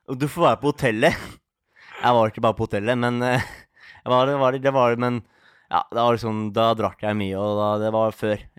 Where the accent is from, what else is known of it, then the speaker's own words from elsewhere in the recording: Oslo, Norway; Og det er vi er fra Oslo, så det er liksom hjemmebane, da.